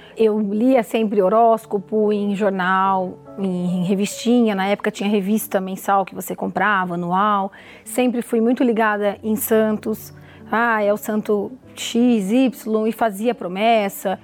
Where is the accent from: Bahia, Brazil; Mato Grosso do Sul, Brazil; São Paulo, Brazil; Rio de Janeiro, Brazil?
São Paulo, Brazil; Mogi das Cruzes; eu sou de Mogi das Cruzes, sou farmacêutica